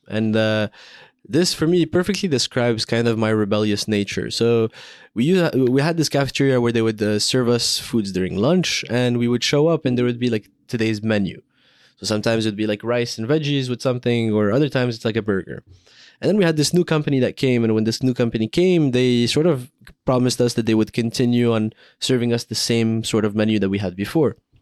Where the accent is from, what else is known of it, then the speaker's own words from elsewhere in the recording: Morocco; I grew up in Morocco